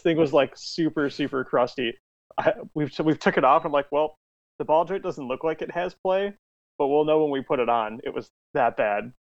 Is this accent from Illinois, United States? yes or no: yes; outside Chicago, Illinois, United States; I'm from Illinois, outside of the city of Chicago